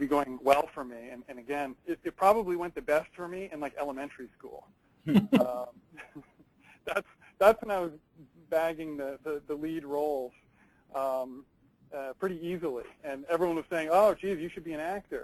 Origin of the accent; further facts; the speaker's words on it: New England, United States; also born or lived in Vermont; I grew up in New England, so that I'm a Red Sox, Patriots, Celtics fan